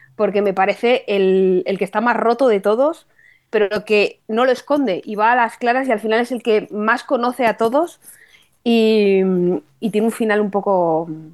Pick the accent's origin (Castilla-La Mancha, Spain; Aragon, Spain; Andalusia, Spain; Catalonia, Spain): Castilla-La Mancha, Spain; Toledo; En mi tierra, en Toledo